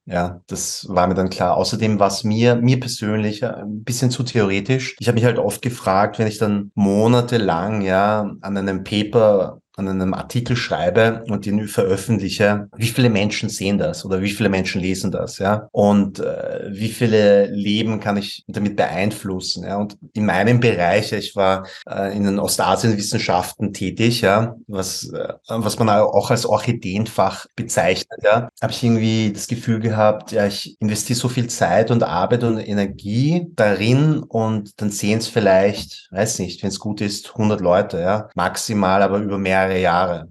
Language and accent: German; Vienna, Austria; accent: Viennese dialect; ich bin in Wien geboren und aufgewachsen